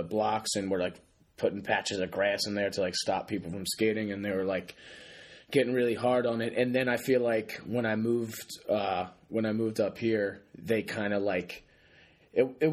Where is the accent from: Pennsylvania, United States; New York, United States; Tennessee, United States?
Pennsylvania, United States; Philadelphia; moved away as an adult; now in Boston, United States; I am from Philly. I grew up right outside like the city, like 5 minutes, five minutes, like 5 miles right outside of West Philly